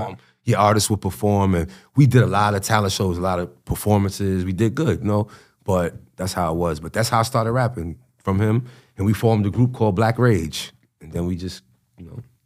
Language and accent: English; Yonkers, New York, United States; I grew up on the north side of Yonkers